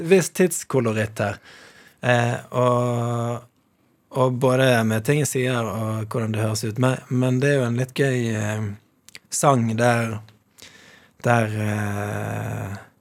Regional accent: Bergen, Vestland, Norway; jeg vokste opp i Mjølkeråen

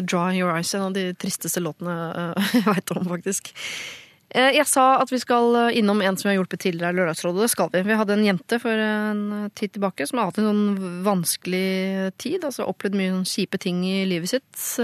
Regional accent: Moss, Østfold, Norway; fordi jeg er fra Moss, ja

